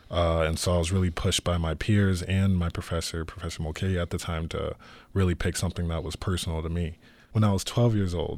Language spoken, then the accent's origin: English; Chandler, Arizona, United States; I'm the director of The Rematch, and I'm from Chandler, Arizona.